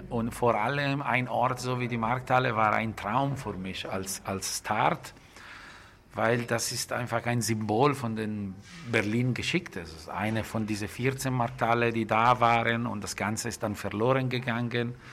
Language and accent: German; Lombardy, Italy; Das ist ein sehr schöner Bauernhof, äh, wo ich gewachsen bin. Man denkt, okay, äh, ich bin grundsätzlich in der Firma groß geworden, aber das ist ein super schöner Bauernhof äh, mit viel Grün in der Nähe von Komasee, zwischen Como und Mailand.